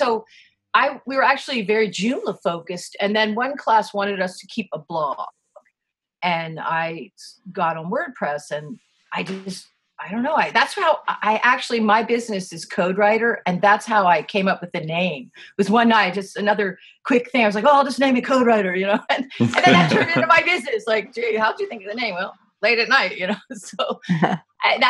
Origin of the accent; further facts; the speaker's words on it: East Coast, United States; also born or lived in California; now in Vermont, United States; I moved here from California, although I am from the East Coast originally.